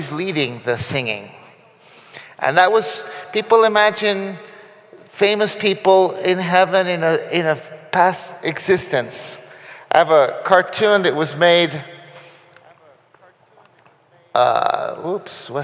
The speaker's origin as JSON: {"language": "English", "country": "Costa Rica", "tie": "born or raised there", "moved": "yes", "lives_now": "Guatemala", "said": "I grew up in Union Church in Costa Rica"}